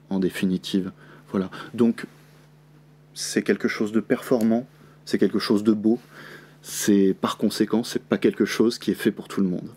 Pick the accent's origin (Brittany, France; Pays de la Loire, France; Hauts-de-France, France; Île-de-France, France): Pays de la Loire, France; Le Mans; je suis du Mans